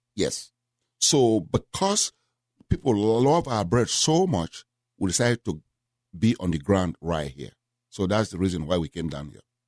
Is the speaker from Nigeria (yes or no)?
yes; Nigeria; moved away as an adult; also born or lived in Memphis, Tennessee / Houston, Texas; now in United States; originally from Nigeria. I left Nigeria when I was nineteen.